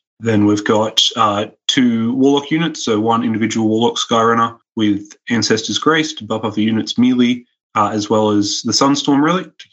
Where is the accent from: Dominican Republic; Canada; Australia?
Australia; also born or lived in Newcastle, New South Wales; I'm from Australia. I'm in Newcastle, which is quite close to Sydney